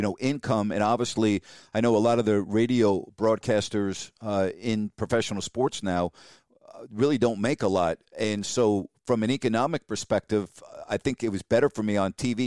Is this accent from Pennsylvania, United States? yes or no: no; Long Island, New York, United States; I grew up on Long Island as a kid listening to Marv do the Knicks and the Rangers.